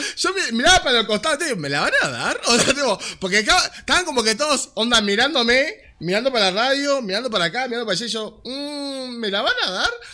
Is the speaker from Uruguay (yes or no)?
yes; Montevideo, Uruguay; crecí en Malvin